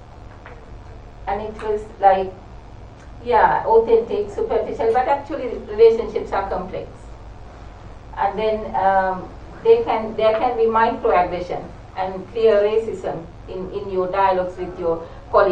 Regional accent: Sri Lanka; moved away as an adult; now in United Kingdom; I come from Sri Lanka, and it is very close to India

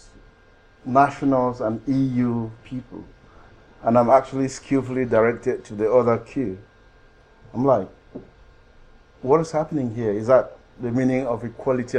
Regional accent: Cameroon; moved away as an adult; also born or lived in Scotland / France; now in England, United Kingdom; I'm from Cameroon

